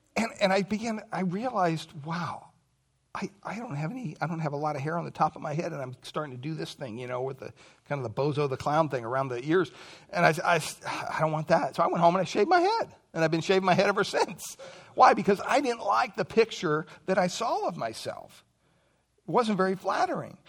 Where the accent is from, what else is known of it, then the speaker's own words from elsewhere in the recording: Pennsylvania, United States; moved away; I grew up back in Pennsylvania